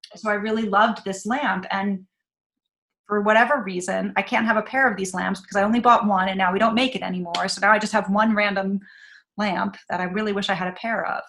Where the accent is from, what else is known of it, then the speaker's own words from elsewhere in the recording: New York, United States; also born or lived in Chicago; I wanted to live in New York and I was from New York